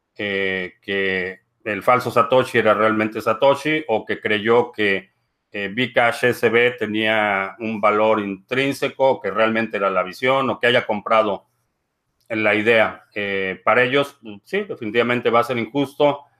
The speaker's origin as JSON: {"language": "Spanish", "country": "Mexico", "moved": "yes", "lives_now": "Dallas, United States", "said": "aquí en Dallas, en el área metropolitana de Dallas, Texas, hay alrededor de 1.2 millones de hispanos, de los cuales casi el 80% somos de origen mexicano"}